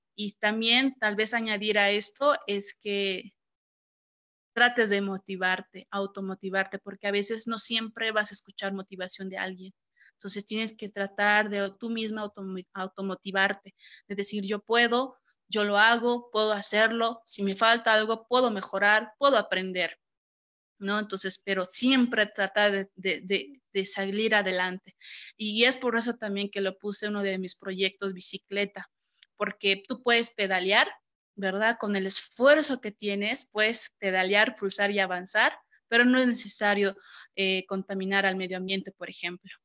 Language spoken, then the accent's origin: Spanish; Cochabamba, Bolivia; soy de Cochabamba, aquí está pues el sol ahorita